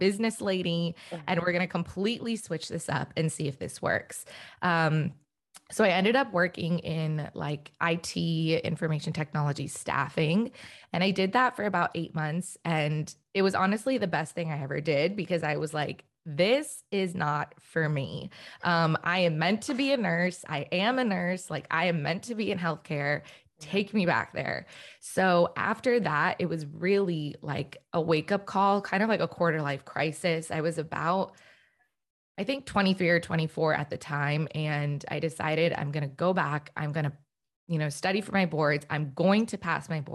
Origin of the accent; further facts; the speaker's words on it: DC area, Northern Virginia, United States; also born or lived in Richmond, Virginia; now in Los Angeles, United States; I am originally actually from the East Coast. So right now I'm living in Los Angeles, but I'm from the Northern Virginia, DC area